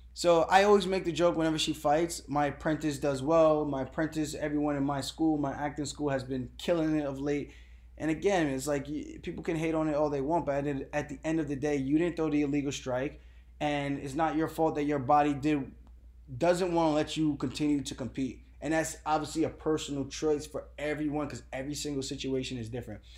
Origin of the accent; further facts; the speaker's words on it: New York, United States; I'm coming from New York